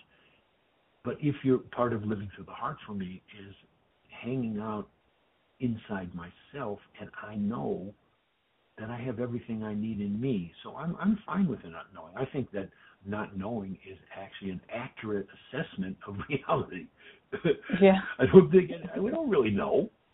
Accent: Detroit, Michigan, United States; I grew up in Detroit

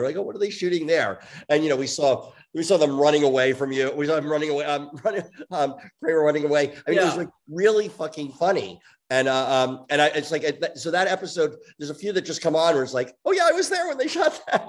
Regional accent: New York, United States; I grew up in New York

